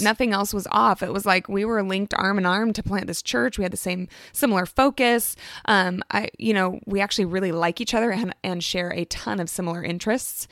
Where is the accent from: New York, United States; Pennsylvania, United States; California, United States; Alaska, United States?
Alaska, United States; moved away as an adult; now in Oregon, United States; I'm from Alaska, born and raised